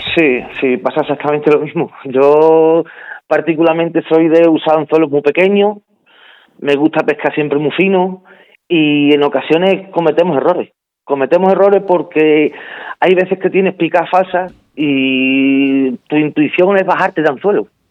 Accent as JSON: {"language": "Spanish", "country": "Spain", "said": "el primer español en conseguir la medalla de oro"}